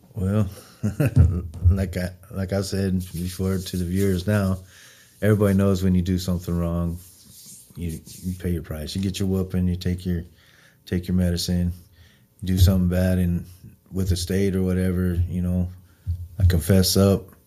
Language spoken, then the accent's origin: English; Wyoming, United States; also born or lived in Springfield, Missouri; I'm born in Springfield, raised in Wyoming